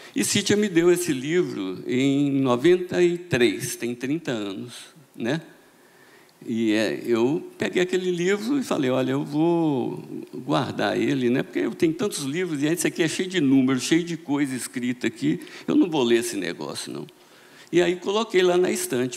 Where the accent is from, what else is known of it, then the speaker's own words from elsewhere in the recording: Minas Gerais, Brazil; moved away; minha família lá tradicional em Minas, né? Todo mundo é, religioso mesmo, então a gente ia para a missa, minha avó me obrigava a ir todo, todo domingo à missa.